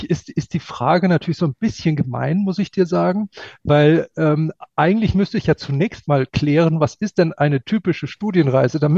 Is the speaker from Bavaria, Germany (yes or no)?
yes; Munich, Bavaria, Germany; Ja, und, und ich bin als Münchner öfter in Wien als in Berlin.